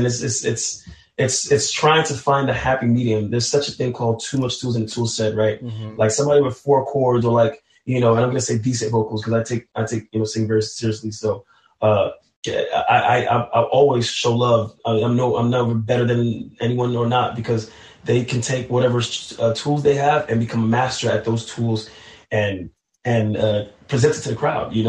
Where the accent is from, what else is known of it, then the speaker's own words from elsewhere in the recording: New York City, New York, United States; though I'm from New York City, I'm born of Haitian descent